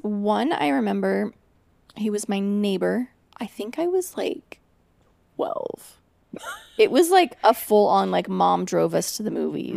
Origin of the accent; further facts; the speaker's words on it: Portland, Oregon, United States; So I'm from Portland, which is, like, very not racially diverse.